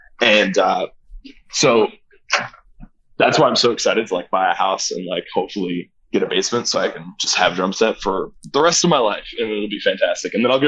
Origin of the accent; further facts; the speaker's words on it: Midwest, United States; moved away; also born or lived in California; I had never been growing up in the Midwest.